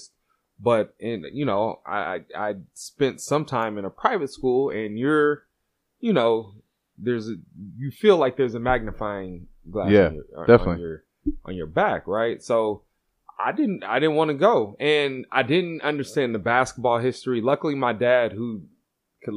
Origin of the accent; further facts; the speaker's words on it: Oakland, California, United States; I grew up in Oakland